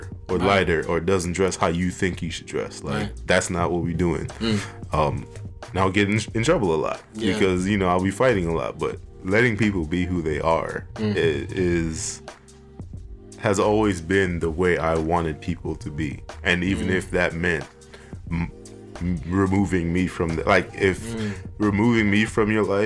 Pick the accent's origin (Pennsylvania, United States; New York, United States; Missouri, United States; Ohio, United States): New York, United States; New York City; born or raised there; also born or lived in Trinidad / Bronx, New York